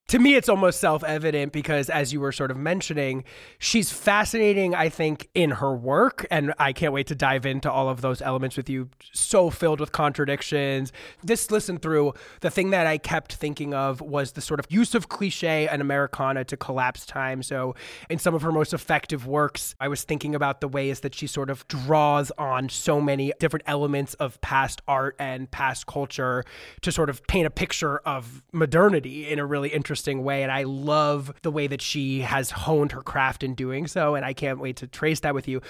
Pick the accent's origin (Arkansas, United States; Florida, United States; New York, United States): New York, United States; the New York area, United States; I grew up in the New York area